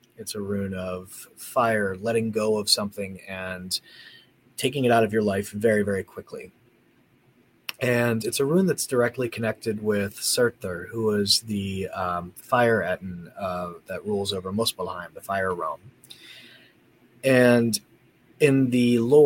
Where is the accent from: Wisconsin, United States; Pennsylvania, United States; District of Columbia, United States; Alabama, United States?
Pennsylvania, United States; Gettysburg; moved away as an adult; now in Indiana, United States; I was born in Pennsylvania and lived there pretty much my whole life. I grew up around Gettysburg.